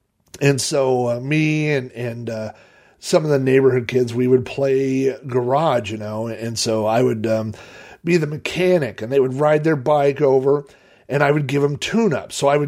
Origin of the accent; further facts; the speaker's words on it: Sun Valley, United States; Was I grew up in Sun Valley because it was, we were, I don't know, 4 or 5 miles outside of town, at least 3 miles outside of town. So it had a very rural kind of feel.